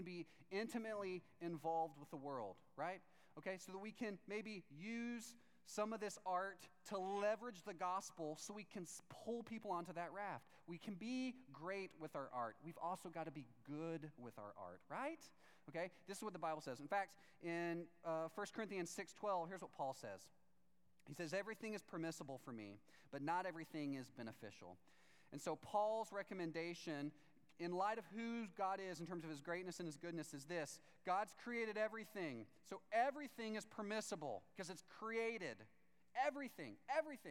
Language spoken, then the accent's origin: English; Texas, United States; I'm from Texas